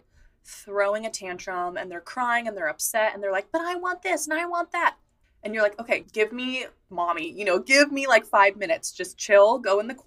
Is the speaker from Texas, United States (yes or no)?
no; San Francisco, California, United States; I grew up in San Francisco